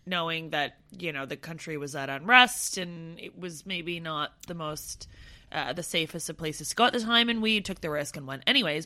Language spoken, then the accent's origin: English; Canada; now in London, United Kingdom; I'm Canadian and white and not Asian